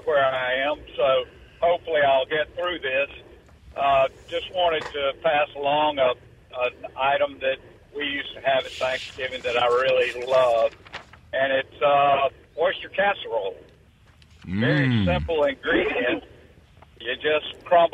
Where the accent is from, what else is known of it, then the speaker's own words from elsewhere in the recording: Eufaula, Alabama, United States; I grew up in southeast Alabama, a little town called Eufaula.